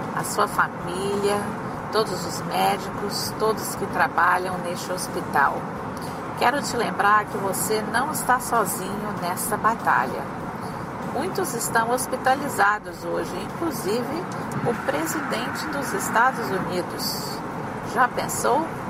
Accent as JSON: {"language": "Portuguese", "town": "Vitória", "region": "Espírito Santo", "country": "Brazil", "tie": "born or raised there", "moved": "yes", "lives_now": "Sarasota, United States", "said": "mora em Sarasota, Flórida, mas eu sou de Vitória, Espírito Santo, amiga de infância, adolescência e juventude do prefeito"}